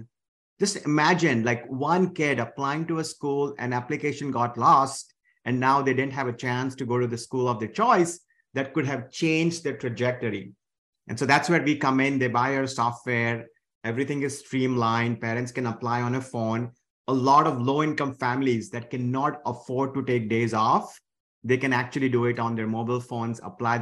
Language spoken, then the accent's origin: English; India; moved away as an adult; now in United States; I grew up in India.